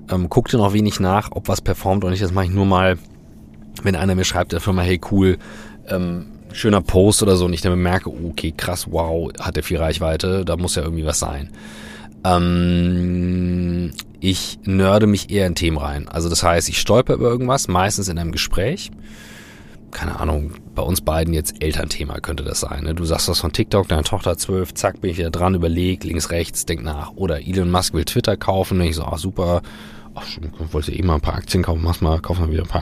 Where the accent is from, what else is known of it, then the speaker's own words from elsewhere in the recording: Northern Germany, Germany; wie wir als Norddeutsche sagen würden, hinten kackt die Ente.